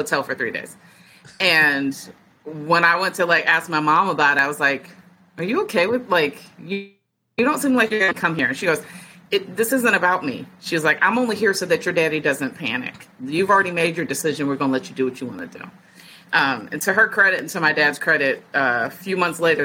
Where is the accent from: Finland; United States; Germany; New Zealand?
United States; Virginia; born or raised there; moved away as an adult; also born or lived in Detroit, Michigan / Pennsylvania / Minnesota